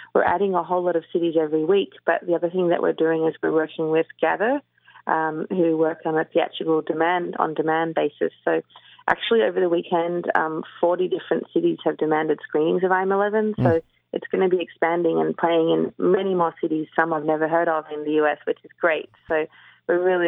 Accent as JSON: {"language": "English", "town": "Melbourne", "region": "Victoria", "country": "Australia", "tie": "born or raised there", "said": "I grew up in Melbourne."}